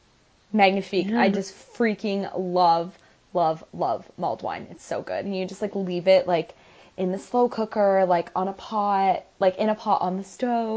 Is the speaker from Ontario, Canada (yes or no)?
yes; rural Ontario, Canada; in my hometown, there was no Sears. There was only like a small little Sears pick up and drop off.